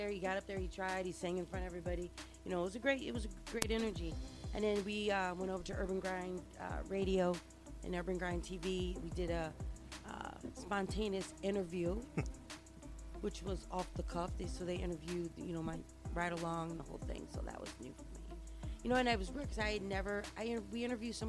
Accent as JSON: {"language": "English", "region": "New York", "country": "United States", "said": "because you know we come from New York"}